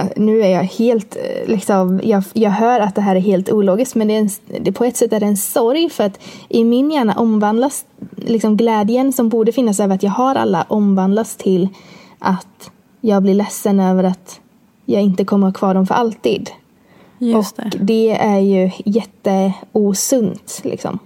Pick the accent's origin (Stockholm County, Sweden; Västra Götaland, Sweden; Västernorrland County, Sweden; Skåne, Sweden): Västra Götaland, Sweden; Borås; bor jag med min sambo i Borås, där jag kommer ifrån